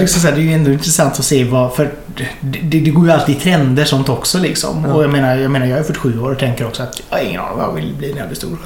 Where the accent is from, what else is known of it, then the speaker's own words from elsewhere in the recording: Hunnebostrand, Västra Götaland, Sweden; moved away; när jag kom från Hunnebostrand